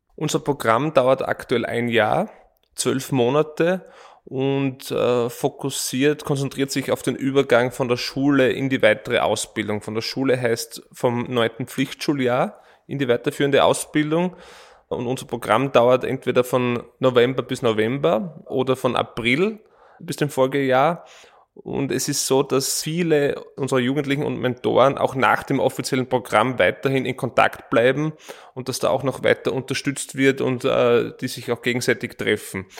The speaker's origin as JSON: {"language": "German", "region": "East Styria", "country": "Austria", "moved": "yes", "lives_now": "Vienna, Austria", "said": "Ich komme ursprünglich aus der Steiermark, in der Oststeiermark"}